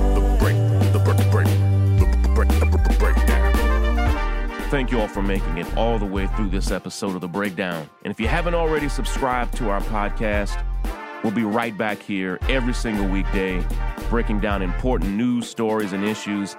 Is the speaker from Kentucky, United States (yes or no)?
yes; Central Kentucky, United States; I grew up in Central Kentucky, and UK basketball was huge